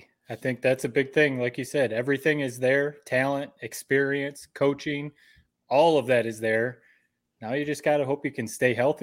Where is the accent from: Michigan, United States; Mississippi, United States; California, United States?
Michigan, United States; Owosso; as a kid growing up in Owosso